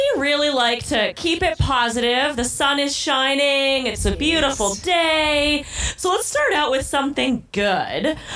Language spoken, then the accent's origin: English; North Dakota, United States; I'm from North Dakota.